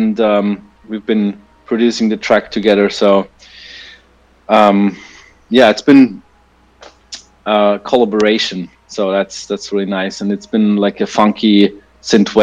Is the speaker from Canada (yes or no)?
no; Austria; now in Berlin, Germany; I've been able to visit my home country of Austria. You know, I'm actually not from Germany, I'm from Austria